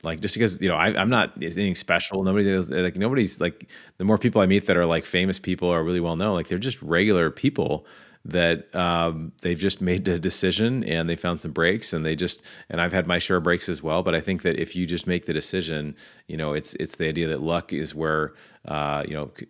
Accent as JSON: {"language": "English", "town": "Seattle", "region": "Washington", "country": "United States", "tie": "born or raised there", "said": "I grew up in Seattle, Washington"}